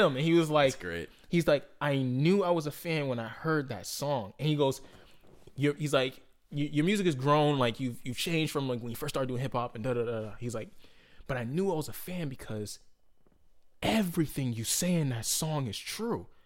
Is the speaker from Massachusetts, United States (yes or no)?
yes; Boston, Massachusetts, United States; I'm like from Boston